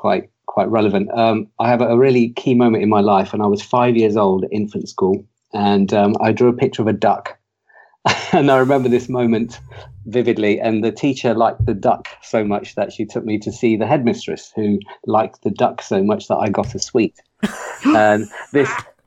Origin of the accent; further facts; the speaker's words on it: Leicester, East Midlands, United Kingdom; moved away; also born or lived in South Coast, England; I come from Leicester